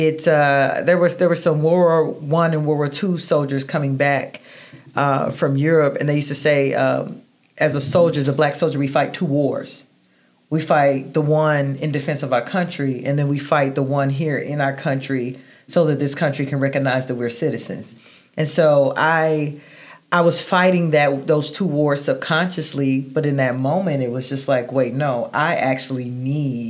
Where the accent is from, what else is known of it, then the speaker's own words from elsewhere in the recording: Atlanta, Georgia, United States; growing up in Atlanta